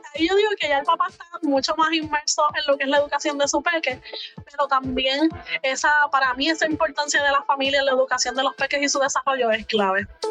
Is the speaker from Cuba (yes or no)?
no; Puerto Rico; moved away as an adult; now in United States; yo sí soy de Puerto Rico, pero me mudé hace dos años aquí a Estados Unidos